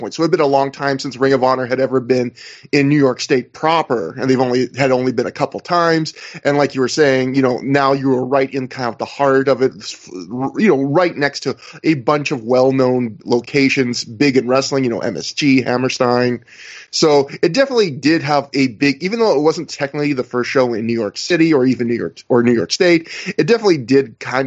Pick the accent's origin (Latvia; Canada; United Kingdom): Canada; I am the lone Canadian here on the feed